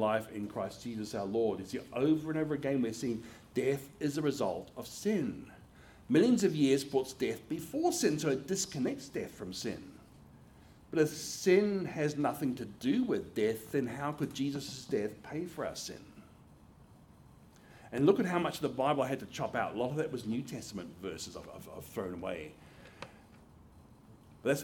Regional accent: Australia; moved away as an adult; now in United States; my home country of Australia

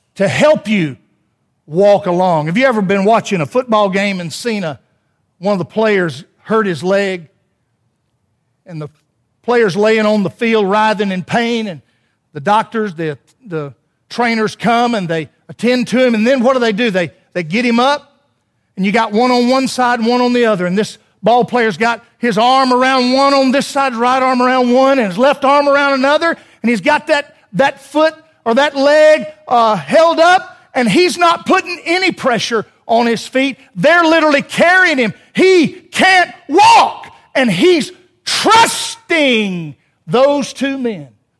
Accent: Alabama, United States

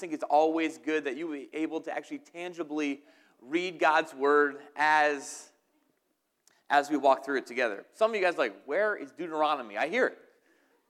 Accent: New Jersey, United States; moved away; I am from New Jersey

